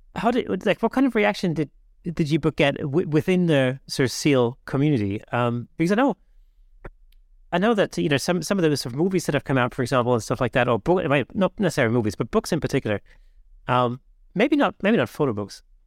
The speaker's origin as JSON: {"language": "English", "country": "Germany", "tie": "born or raised there", "moved": "yes", "said": "I grew up in Germany"}